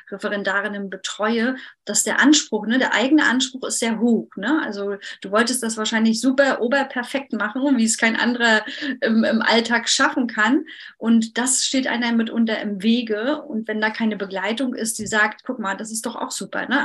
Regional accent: Mecklenburg-Vorpommern, Germany; Ich komme ja aus Mecklenburg-Vorpommern und da ist der Übergang ein bisschen weicher.

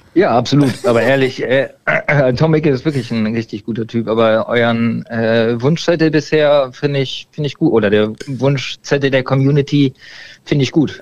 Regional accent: Berlin, Germany; Ich komme mehr aus Berlin, ähm, konnte da aber mit den Vereinen nichts anfangen, weil ich in Berlin selber immer gespielt habe

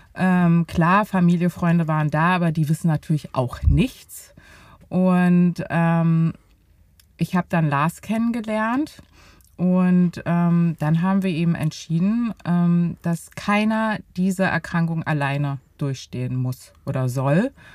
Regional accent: Berlin, Germany; Ich bin 34 Jahre alt und bin richtige Berlinerin

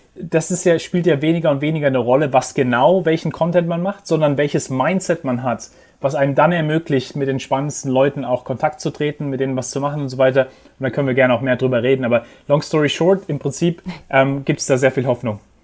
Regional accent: Heidelberg, Baden-Württemberg, Germany; moved away as an adult; also born or lived in England; now in New York, United States; ich bin in Heidelberg aufgewachsen

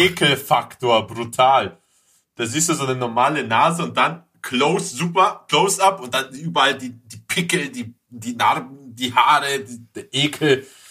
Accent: Greece; als Grieche

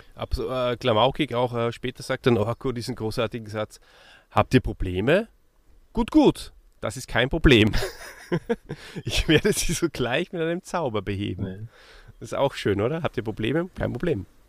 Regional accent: Austria; für mich als Österreicher

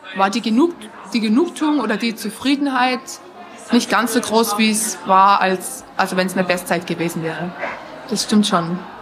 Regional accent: Rosenheim, Bavaria, Germany; ich war aus Rosenheim

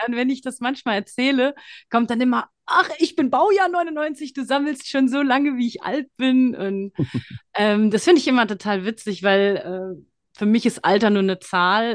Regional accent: Frankfurt, Hesse, Germany; also born or lived in Thailand; gebürtige Frankfurterin

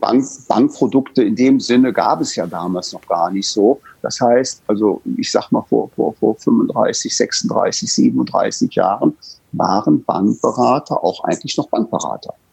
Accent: Bonn, North Rhine-Westphalia, Germany; gebürtig aus dem Rheinland in Bonn geboren

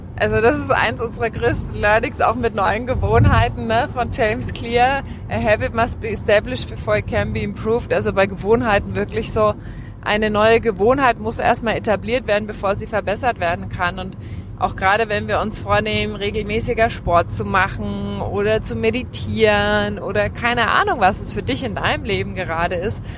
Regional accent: Germany; also born or lived in Australia; ich bin Deutsche

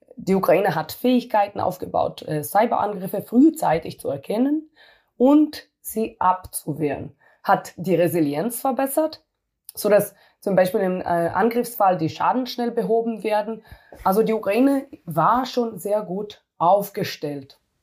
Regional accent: Israel; moved away as an adult; now in Germany; ich komme aus Israel und äh, in Israel äh, muss jeder Militärdienst machen

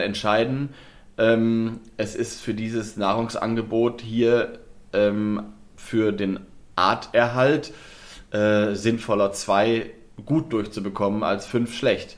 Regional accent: Lower Saxony, Germany; ich komme ja aus Nordwest, ja. Ähm, Nieder, Niedersachsen, Nordwestdeutschland

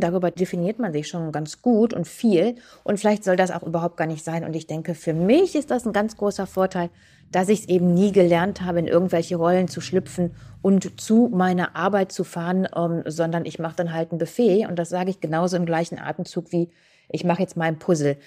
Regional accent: Krefeld, North Rhine-Westphalia, Germany; auf der hiesigen Kirmes bei uns in Uerdingen

